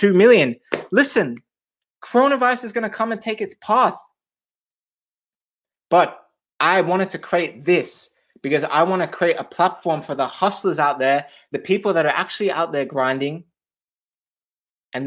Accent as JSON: {"language": "English", "country": "Australia", "also_born_or_lived": "Switzerland", "moved": "yes", "lives_now": "London, United Kingdom", "said": "I'm originally from Australia."}